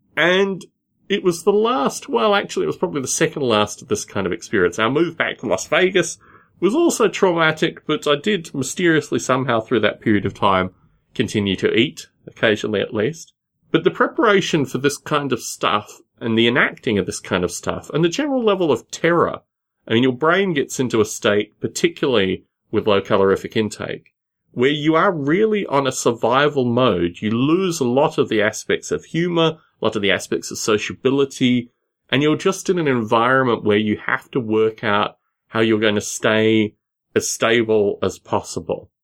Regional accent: Australia; moved away as an adult; also born or lived in Sunnyvale / Los Gatos; I wasn't gonna go back to Australia

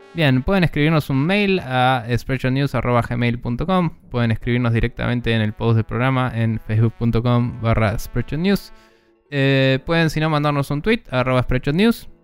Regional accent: Buenos Aires, Argentina; siendo un porteño de mierda

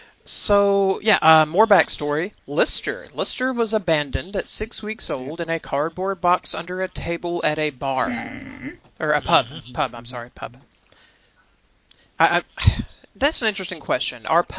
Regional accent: the American South, United States; I'm from the American South

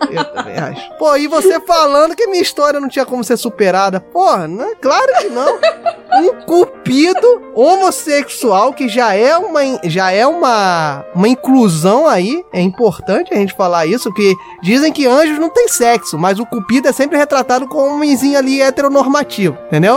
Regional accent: Rio de Janeiro, Brazil; nós também somos cariocas

